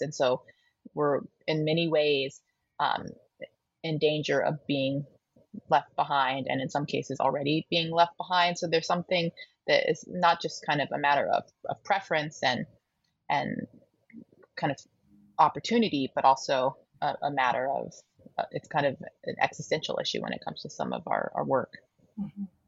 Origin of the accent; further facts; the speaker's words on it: Colorado, United States; moved away; also born or lived in Toronto; my home state of colorado um, at this bookstore the tattered cover which is a bookstore i grew up loving